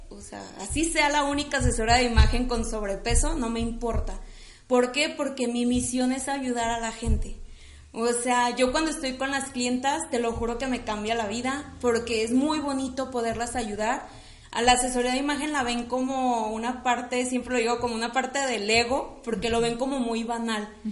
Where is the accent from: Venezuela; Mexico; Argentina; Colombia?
Mexico; Guadalajara, Jalisco; soy de aquí de la ciudad de Guadalajara, amo ser de Guadalajara.